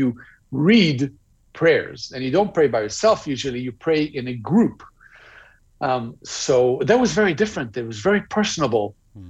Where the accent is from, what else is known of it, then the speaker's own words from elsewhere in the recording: Israel; No, so my family are what we call in Israel traditional Jews.